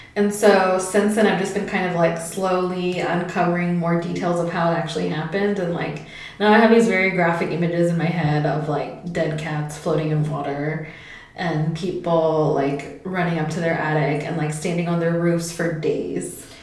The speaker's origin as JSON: {"language": "English", "area": "a suburb of San Francisco", "region": "California", "country": "United States", "tie": "born or raised there", "also_born_or_lived": "West Oakland / New Haven", "moved": "as an adult", "said": "growing up in a suburb of it"}